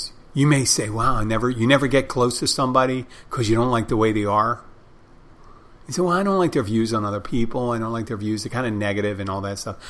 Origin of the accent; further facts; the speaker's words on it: Philadelphia, Pennsylvania, United States; now in Miami, United States; I'm originally from Philadelphia